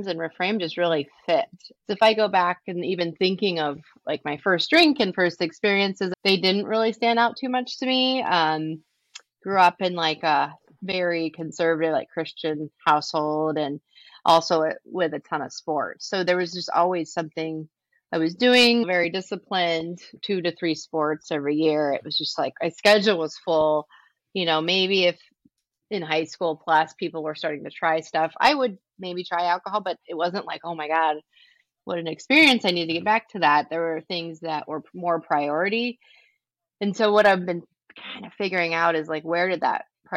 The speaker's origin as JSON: {"language": "English", "town": "San Diego", "region": "California", "country": "United States", "moved": "as an adult", "lives_now": "Detroit, United States", "said": "I'm from San Diego, California"}